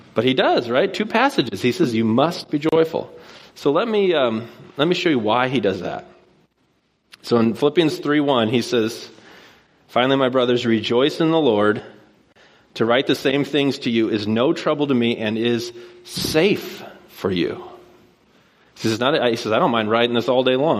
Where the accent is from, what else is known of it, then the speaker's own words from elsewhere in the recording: Puyallup, Washington, United States; moved away as an adult; now in Bellingham, United States; I grew up here in Puyallup, and I went to Rogers